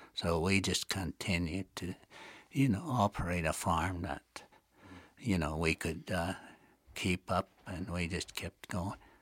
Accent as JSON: {"language": "English", "area": "Blood Tribe", "region": "Alberta", "country": "Canada", "said": "in our community, the Blood Tribe."}